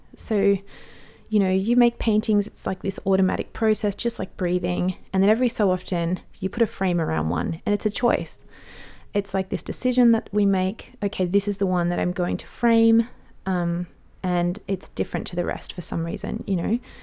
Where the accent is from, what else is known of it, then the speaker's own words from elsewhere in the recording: Australia; I'm an Aussie mum in my thirties